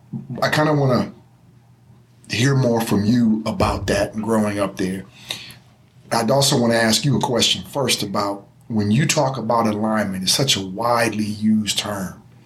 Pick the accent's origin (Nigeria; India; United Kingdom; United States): United States; Michigan; I grew up in Michigan